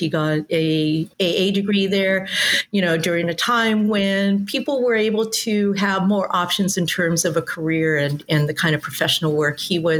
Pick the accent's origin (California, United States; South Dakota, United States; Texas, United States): California, United States; San Gabriel Valley; I grew up in the San Gabriel Valley, or as known as the SGV. When I grew up there, it was it's a working class community. It was also either working class white or Mexican American.